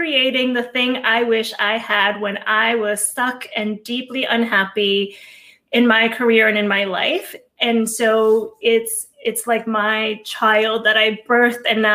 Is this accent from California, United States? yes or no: no; Hudson County, Northeast New Jersey, United States; also born or lived in Cuba; So I was born in Cuba. My mom and I came to this country when I was 4 years old. I grew up in Hudson County, Northeast New Jersey.